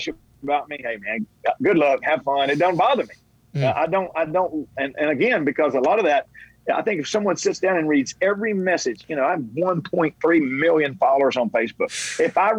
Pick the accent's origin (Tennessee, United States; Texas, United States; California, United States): Tennessee, United States; I was born in Tennessee